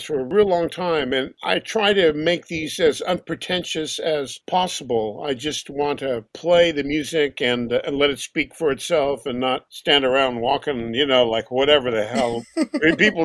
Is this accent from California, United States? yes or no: yes; Los Angeles, California, United States; I grew up in Los Angeles